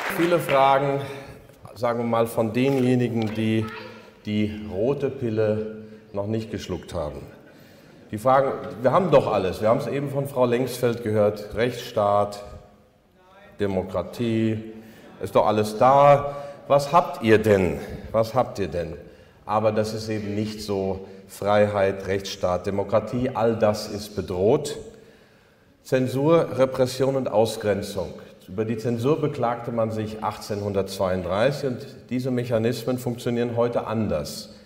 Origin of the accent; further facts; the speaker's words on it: near Altena, North Rhine-Westphalia, Germany; Die Altena ist die Nachbarstadt oder die Nachbarstadt der Nachbarstadt, wo ich aufgewachsen bin. Ich kenne Altena seit meiner Kindheit.